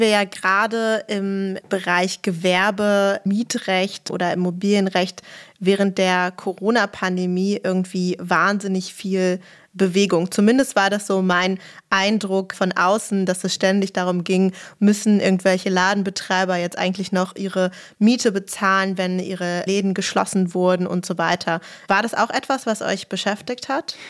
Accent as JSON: {"language": "German", "region": "Berlin", "country": "Germany", "said": "ich bin ja auch Berlinerin"}